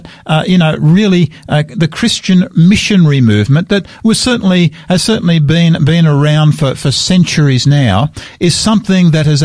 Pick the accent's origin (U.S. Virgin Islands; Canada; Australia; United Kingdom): Australia; I am so proud of being an Australian